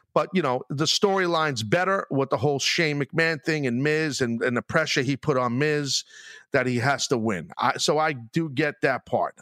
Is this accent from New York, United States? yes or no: yes; New York, United States; my hometown